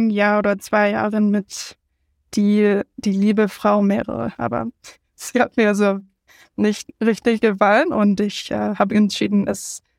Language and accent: German; United States; German is a second language; ich bin …, ich komme aus den USA, wo viele Leute eigentlich einsprachig sind, aber nicht ich